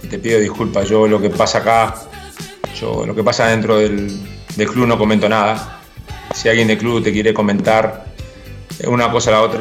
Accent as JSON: {"language": "Spanish", "country": "Uruguay", "tie": "born or raised there", "said": "Soy muy antiguo, tengo unos códigos que los aprendí muy de chiquito en Uruguay"}